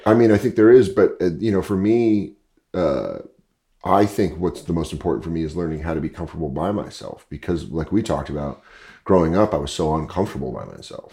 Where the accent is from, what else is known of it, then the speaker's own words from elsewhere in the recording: Aurora, Colorado, United States; moved away as an adult; also born or lived in New York / Los Angeles; I grew up in Denver. I grew up in Aurora, Colorado